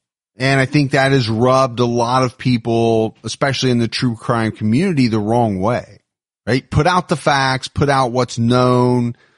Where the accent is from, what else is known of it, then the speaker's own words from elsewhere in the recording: Florida, United States; We passed by a white van and both Kyle and I recognized that they had Florida plates. We're from Florida too and wanted to stop and say hi